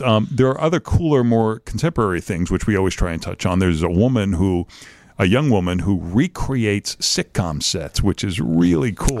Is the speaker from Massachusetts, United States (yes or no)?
yes; Lynn, Massachusetts, United States; now in Chicago, United States; My hometown of Lynn